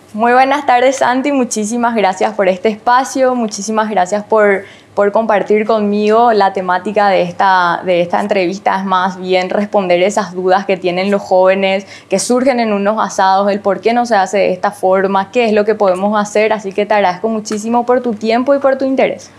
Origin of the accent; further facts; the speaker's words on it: Paraguay; somos bien paraguayos